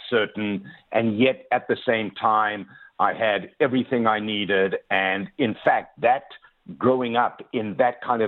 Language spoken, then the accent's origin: English; South Africa; moved away as an adult; now in Toronto, Canada; I was born and raised in South Africa